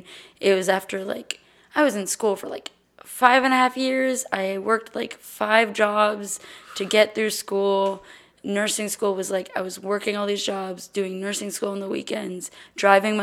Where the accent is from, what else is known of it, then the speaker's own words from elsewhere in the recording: Austin, Texas, United States; also born or lived in Los Angeles, California; I grew up here in Austin. I was born in LA, but lived here basically my whole life.